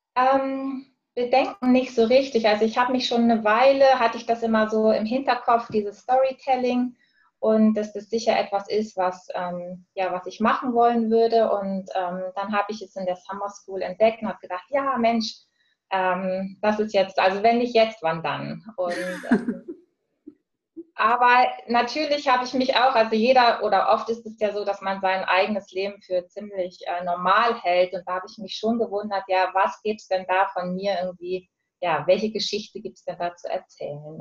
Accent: Hamburg, Germany; now in Switzerland; ursprünglich komme ich aus Hamburg und lebe aktuell in der Schweiz

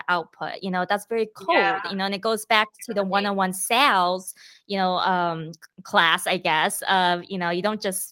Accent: Michigan, United States; moved away as an adult; also born or lived in Australia / Texas; I am half Korean, half Chinese, born and raised in Michigan

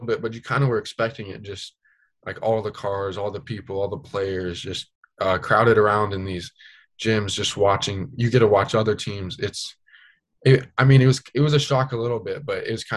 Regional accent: Spokane area, Eastern Washington, United States; growing up in Eastern Washington in the Spokane area

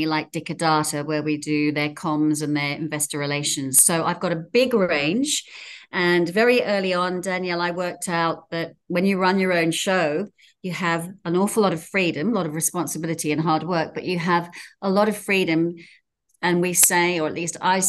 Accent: England, United Kingdom; moved away as an adult; now in Sydney, Australia; I'm originally an English girl, and I moved here in my 20s

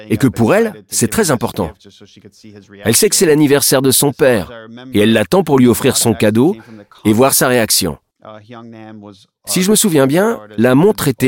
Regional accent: Israel; Si je peux me permettre une petite digression, je suis originaire d'Israël et je m'intéresse à la politique du pays.

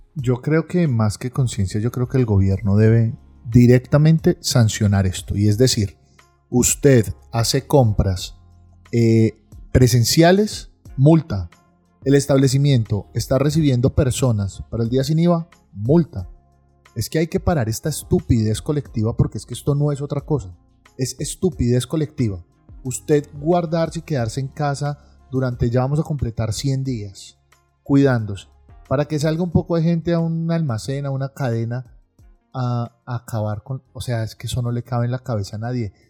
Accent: Colombia; somos los colombianos

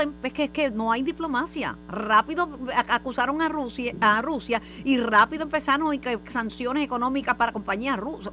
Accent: Puerto Rico; como puertorriqueña y como, como amante de, de esta patria

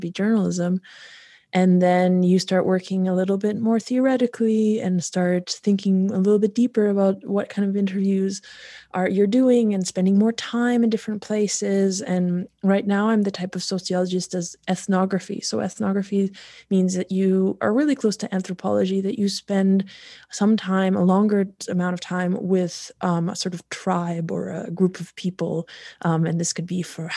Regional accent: North Bay, Ontario, Canada; moved away as an adult; also born or lived in Poland / Warsaw, Poland / England; now in Switzerland; I grew up in North Bay, Ontario

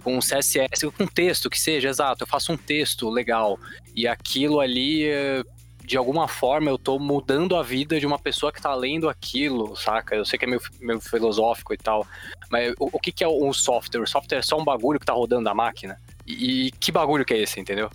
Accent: São Paulo, Brazil; eu trabalho na Lura, sou ex designer lá sou de São Paulo, capital

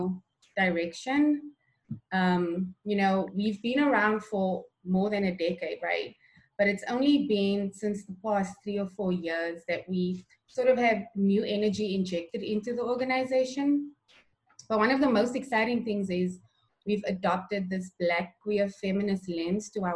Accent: Cape Town, Western Cape, South Africa; moved away as an adult; now in Portland, United States; I'm originally from Cape Town in South Africa. So I'm an immigrant

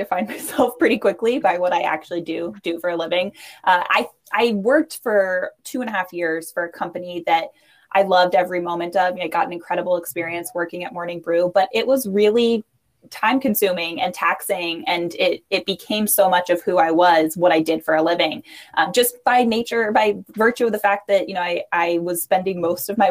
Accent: New York, United States; I am a New Yorker.

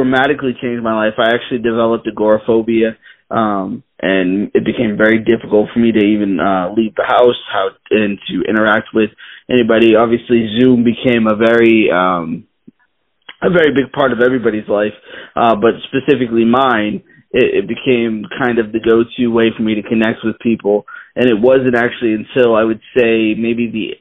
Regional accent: Boston, Massachusetts, United States; I grew up in Boston, Massachusetts, was pretty much there most of my life.

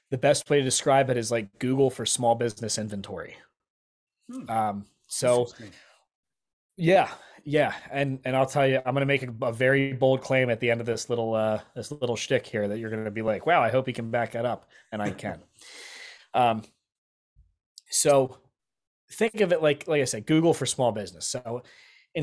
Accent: Lancaster, Pennsylvania, United States; I'm from Lancaster

